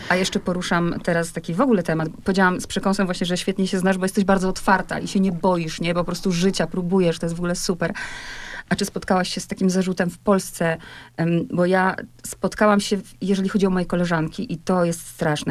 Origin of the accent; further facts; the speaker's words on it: Poland; my Polacy